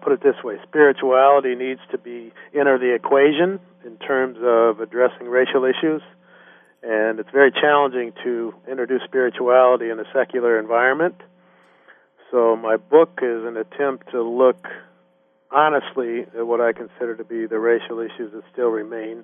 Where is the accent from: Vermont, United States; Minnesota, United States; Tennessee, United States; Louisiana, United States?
Minnesota, United States; Minnetonka; moved away; I grew up in Minnesota, and I'm African-American